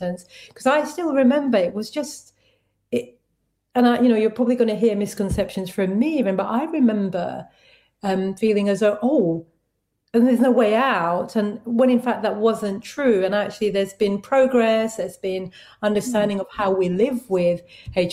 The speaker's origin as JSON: {"language": "English", "region": "London", "country": "United Kingdom", "tie": "born or raised there", "said": "I grew up in East London in Tower Hamlets"}